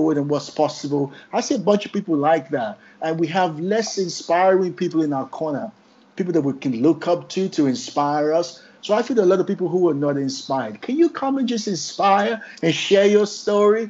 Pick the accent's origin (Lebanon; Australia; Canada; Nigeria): Nigeria; now in United Kingdom; my home country, Nigeria.